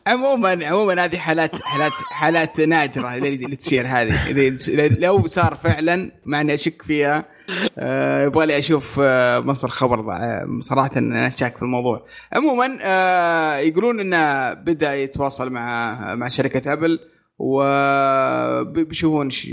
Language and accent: Arabic; Saudi Arabia; عندنا في السعوديه